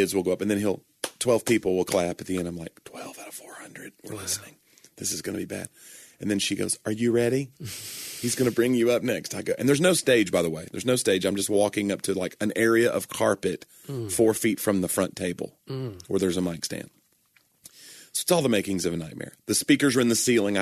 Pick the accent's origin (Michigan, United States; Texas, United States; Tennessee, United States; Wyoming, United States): Tennessee, United States; Nashville; I'm from Nashville